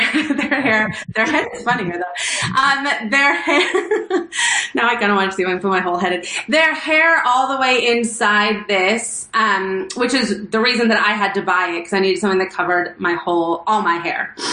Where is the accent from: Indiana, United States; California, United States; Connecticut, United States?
California, United States; Los Angeles; I grew up in Los Angeles, and I grew up very close to the Pico Robertson area